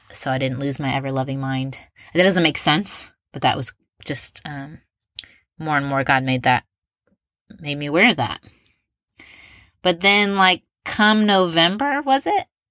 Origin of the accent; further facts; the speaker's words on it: Indianapolis, Indiana, United States; I'm from Indianapolis